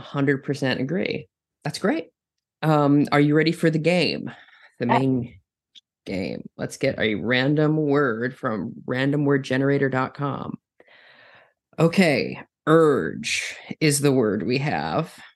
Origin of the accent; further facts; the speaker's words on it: Minnesota, United States; I'm from Minnesota